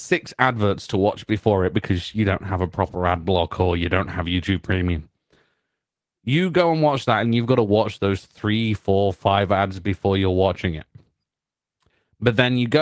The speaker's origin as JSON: {"language": "English", "country": "United Kingdom", "said": "I'm British"}